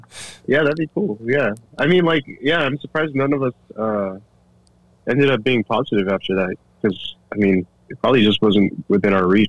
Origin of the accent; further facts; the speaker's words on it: the Bay Area, California, United States; I'm from the Bay.